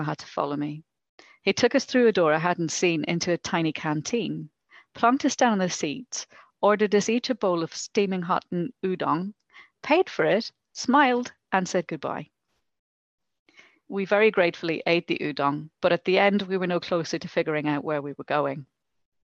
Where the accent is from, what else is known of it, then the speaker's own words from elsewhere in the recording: Ireland; moved away; I'm Irish.